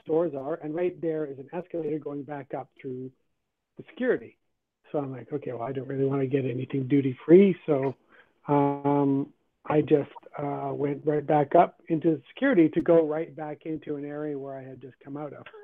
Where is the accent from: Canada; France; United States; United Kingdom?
Canada; also born or lived in Guyana; I'm a natural born Canadian